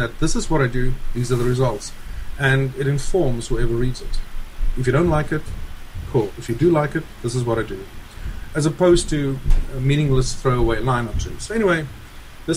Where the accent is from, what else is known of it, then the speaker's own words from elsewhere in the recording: South Africa; moved away as an adult; now in United States; I'm originally from South Africa, and we immigrated to the United States 15 years ago